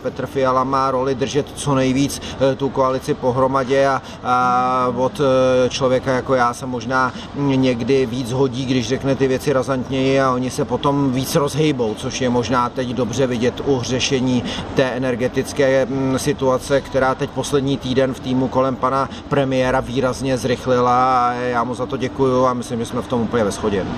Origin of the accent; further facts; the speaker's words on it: South Bohemian Region, Czechia; Jsem na jihu Čech rád, protože jsem jeho Čech